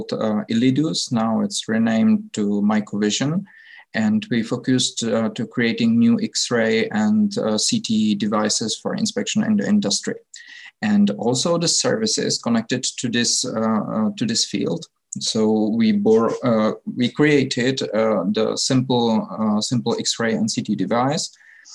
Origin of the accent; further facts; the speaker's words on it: Czechia; I'm from the Czech Republic